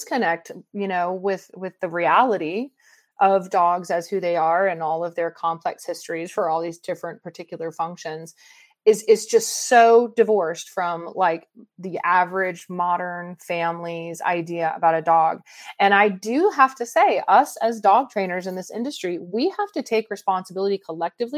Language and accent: English; Atlanta, Georgia, United States; growing up in Atlanta